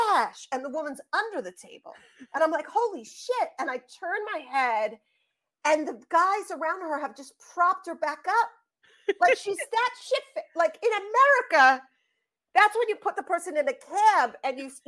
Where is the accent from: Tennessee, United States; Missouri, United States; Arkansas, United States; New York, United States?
New York, United States; accent: New York; also born or lived in Scotland; my New York accent